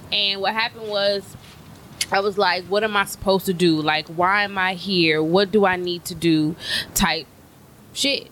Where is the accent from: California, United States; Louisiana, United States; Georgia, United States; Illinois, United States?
Louisiana, United States; moved away as an adult; now in Texas, United States; I'm from Texas, but okay. I say I'm Texas made but Louisiana raised.